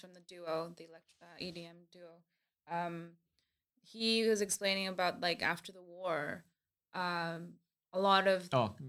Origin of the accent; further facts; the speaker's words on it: California, United States; also born or lived in Vancouver, Canada; Yeah, I grew up in California and Vancouver, Canada.